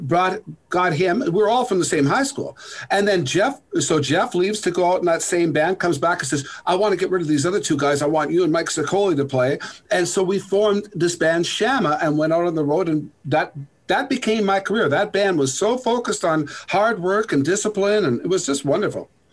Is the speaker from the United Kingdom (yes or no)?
no; Sault Ste. Marie, Ontario, Canada; of course I'm from Sault Ste. Marie.